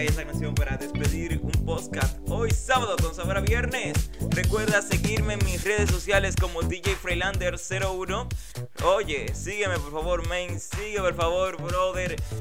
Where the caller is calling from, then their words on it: Dominican Republic; Saludos desde aquí, desde República Dominicana.